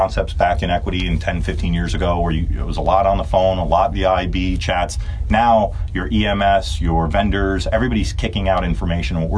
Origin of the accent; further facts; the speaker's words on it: New Jersey, United States; now I grew up in North Jersey, so I didn't get to see Bills games.